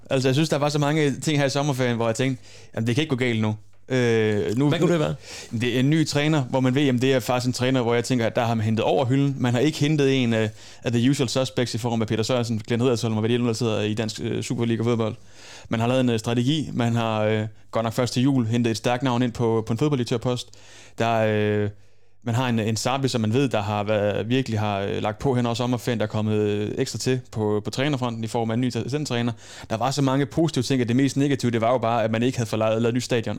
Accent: Holstebro, Central Denmark Region, Denmark; moved away; jeg var fra Holstebro af

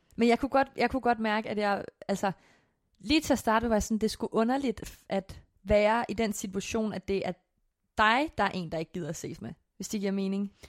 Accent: Korsør, Zealand, Denmark; jeg kommer fra Kursør, og Kursør og Slagels og sådan noget ligger ret tæt på hinanden

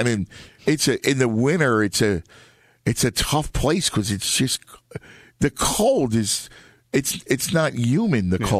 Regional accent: Philadelphia, Pennsylvania, United States; also born or lived in Appleton, United States / Chicago, United States; For a kid, I grew up in South Philly, right?

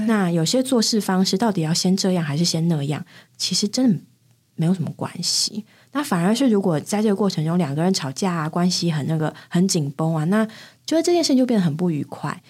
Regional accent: Taipei, Taiwan; 那地方应该住了蛮久了吧？ 嗯，可能有十年的台北的家

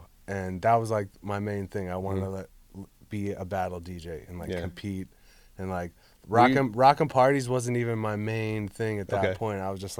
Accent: Hollywood, California, United States; now in Pittsburgh, United States; Growing up in Hollywood, California, to go to Pittsburgh, Pennsylvania.

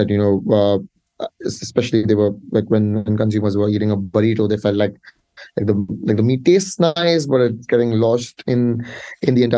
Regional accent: India; I'm from India

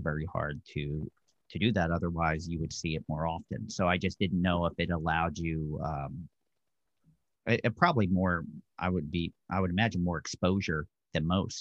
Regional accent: Bucks County, Pennsylvania, United States; growing up in Bucks County myself

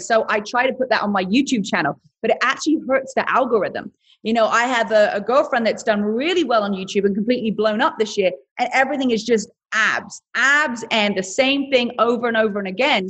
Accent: England, United Kingdom; accent: British; moved away as an adult; also born or lived in London; now in United States; originally I'm from England and I came to America 22, 23 years old

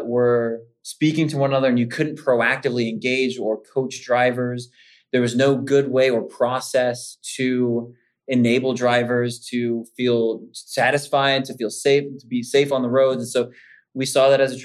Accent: Kentucky, United States; also born or lived in Savannah, Georgia / Italy / South Louisiana; now in Pittsburgh, United States; I'm a good Southern boy. I was born and raised in Kentucky, moved down to Savannah, Georgia

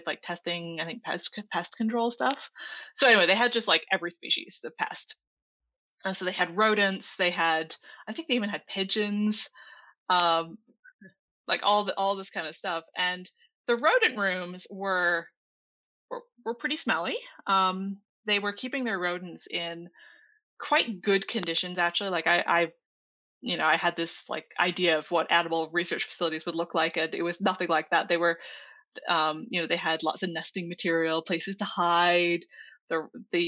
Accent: Ottawa, Ontario, Canada; moved away as an adult; also born or lived in Germany; in Ottawa, which is where I'm from

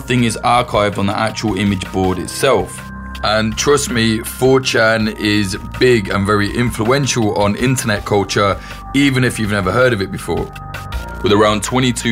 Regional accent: United Kingdom; I'm British

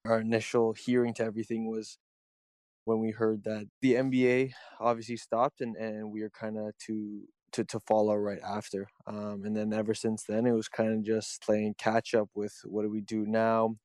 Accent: Toronto, Ontario, Canada; I'm a kid from Toronto

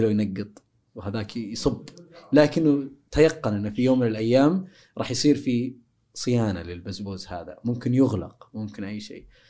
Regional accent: Saudi Arabia

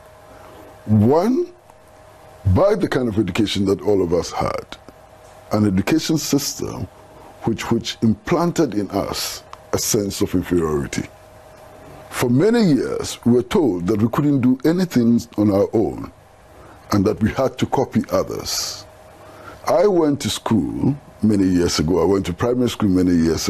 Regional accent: Ghana; I come from Ghana

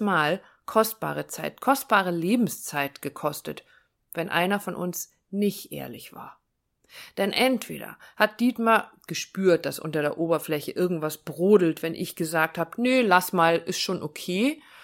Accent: Northern Germany, Germany; Ich komme aus dem Norden

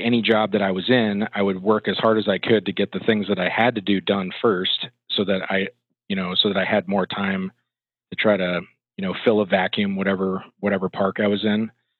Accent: Florida, United States; moved away as an adult; also born or lived in Billings, Montana / Gainesville, Florida; my parents were sick of the cold weather, and they decided that they were going to move to Florida when I was young. So I basically grew up in Florida. I would spend the majority of the school year in Florida

